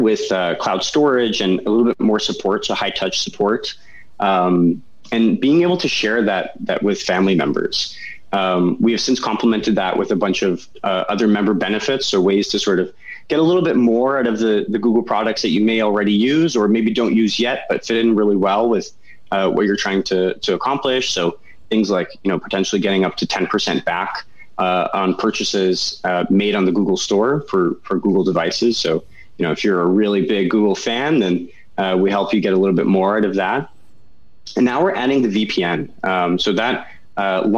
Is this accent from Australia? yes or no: no; Canada; now in California, United States; I'm definitely Canadian